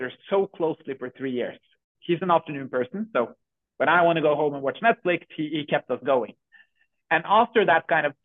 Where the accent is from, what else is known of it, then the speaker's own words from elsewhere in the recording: Norway; We're from Norway, so we're a small Norwegian startup. We're six people here in Norway building Curipod